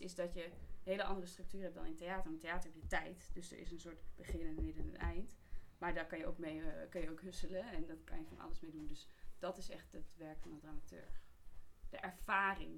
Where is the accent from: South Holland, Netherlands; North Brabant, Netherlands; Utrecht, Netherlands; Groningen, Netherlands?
Utrecht, Netherlands; Amersfoort; ik ben wel geboren en getogen Amersfoort